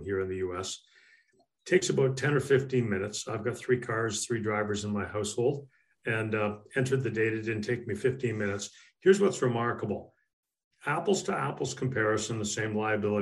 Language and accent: English; Canada; moved away as an adult; now in United States; In my native Canada